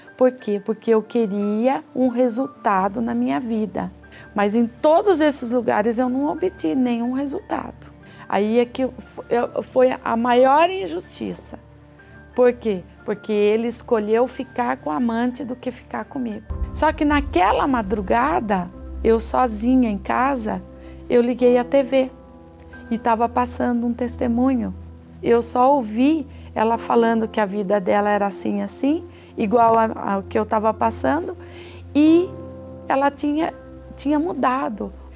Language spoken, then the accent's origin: Portuguese; Sorocaba, São Paulo, Brazil; sou de Sorocaba